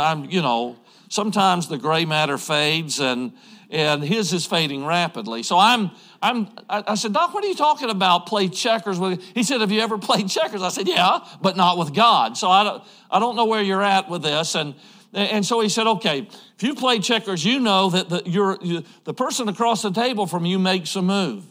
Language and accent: English; Georgia, United States; moved away as an adult; now in Idaho, United States; I grew up in Georgia. I'm a Georgia boy